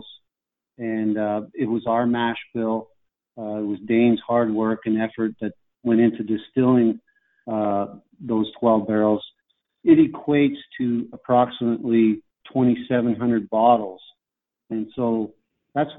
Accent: Canada; growing up in Canada

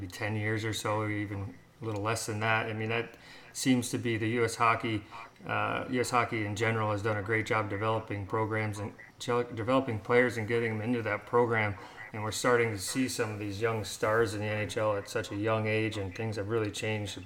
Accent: Canton, New York, United States; the town we grew up in Canton, New York

